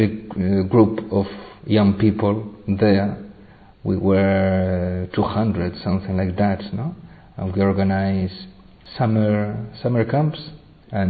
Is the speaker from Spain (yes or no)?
yes; Spain; English is a second language; I come from Spain